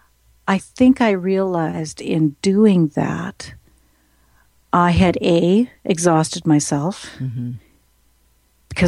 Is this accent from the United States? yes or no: no; Saskatchewan, Canada; I'm from Saskatchewan